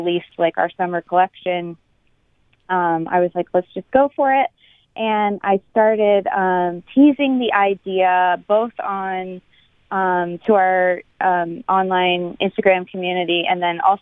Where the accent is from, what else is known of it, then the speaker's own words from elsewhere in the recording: Cape Cod, Massachusetts, United States; I grew up on the East Coast, actually Cape Cod